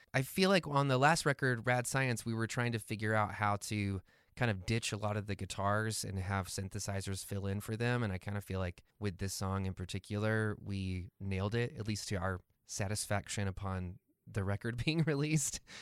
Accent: the Bible Belt, United States; growing up in the Bible Belt

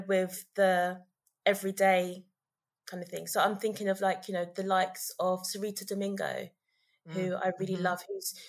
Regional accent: London, United Kingdom

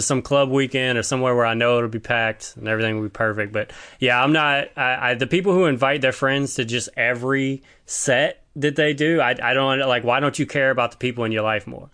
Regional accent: Baton Rouge, Louisiana, United States; now in Seattle, United States; I'm from Baton Rouge, Louisiana

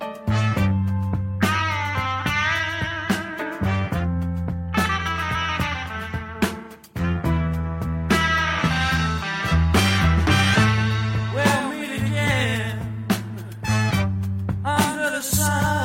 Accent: United States; But I'm an American

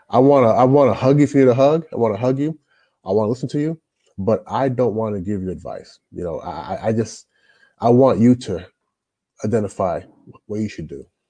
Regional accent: Louisville, Kentucky, United States; moved away as an adult; also born or lived in Toronto, Canada; now in China; I grew up in Louisville, Louisville, Kentucky.

